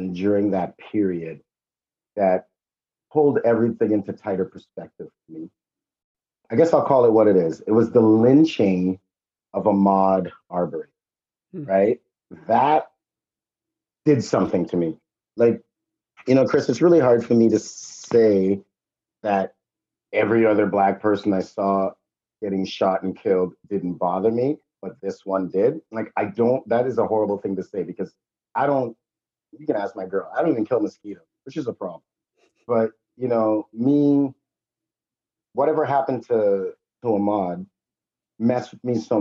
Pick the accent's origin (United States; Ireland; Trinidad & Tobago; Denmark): Trinidad & Tobago; now in Toronto, Canada; I'm definitely a Trinidadian naturalized as a Canadian